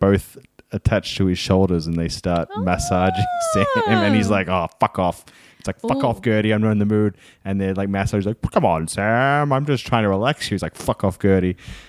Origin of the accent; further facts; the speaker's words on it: Brisbane, Queensland, Australia; we're from Brisbane.